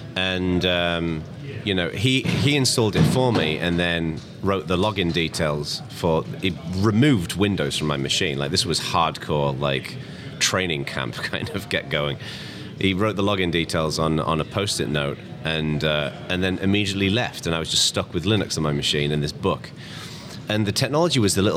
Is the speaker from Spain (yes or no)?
no; England, United Kingdom; now in California, United States; I'm originally English, but I live in America now. I live in California, in the East Bay